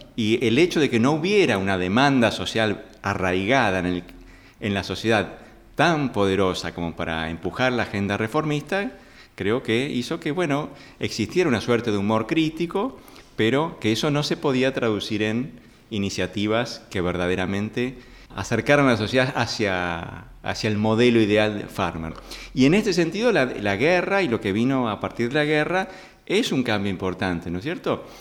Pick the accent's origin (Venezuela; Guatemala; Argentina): Argentina; nuestros mercados